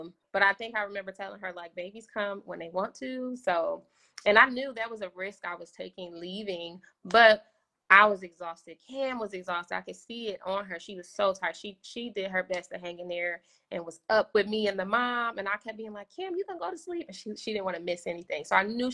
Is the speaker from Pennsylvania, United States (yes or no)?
yes; Philadelphia, Pennsylvania, United States; now in Indianapolis, United States; I had went home to Philly. I'm originally from Philly